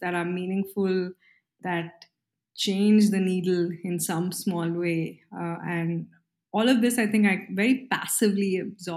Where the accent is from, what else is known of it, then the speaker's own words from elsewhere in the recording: Mysore, Karnataka, India; I grew up in Mysore, India